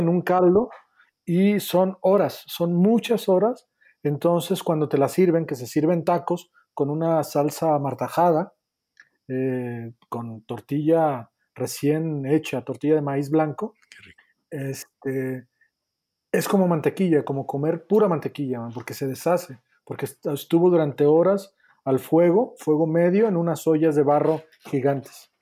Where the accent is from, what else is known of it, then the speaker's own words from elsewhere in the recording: a town near Guadalajara, Jalisco, Mexico; moved away; yo soy de, de Jalisco, soy de un pueblo que está cerca de Guadalajara que se llama Meca